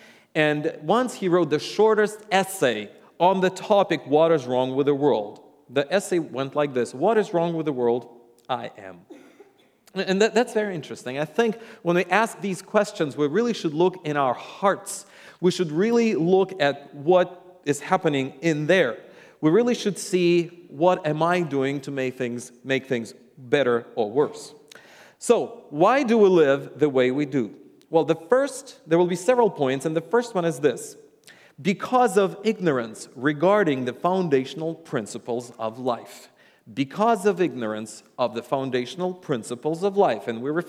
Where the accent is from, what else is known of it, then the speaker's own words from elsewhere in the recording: Russia; English is a second language; And yes, I am from Russia, and I am a Russian, and a lot of times people go like, you have an accent, but it's not the Russian accent.